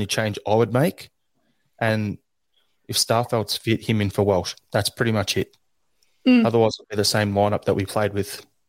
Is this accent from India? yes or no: no; Australia; being an Aussie